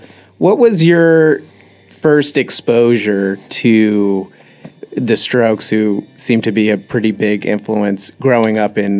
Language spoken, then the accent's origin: English; New Jersey, United States; I'm from New Jersey